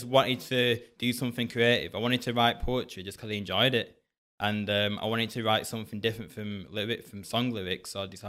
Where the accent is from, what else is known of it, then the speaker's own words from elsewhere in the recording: Bolton, North West England, United Kingdom; also born or lived in Hounslow; I wasn't born up here in Bolton. I was born in Hounslow, down south, but I was adopted.